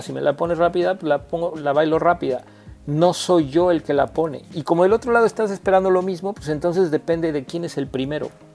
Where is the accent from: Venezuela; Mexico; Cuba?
Mexico